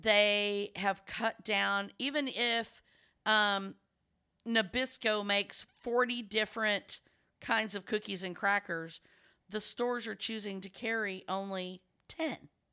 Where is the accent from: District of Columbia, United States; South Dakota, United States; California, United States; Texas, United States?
Texas, United States; I'm from Texas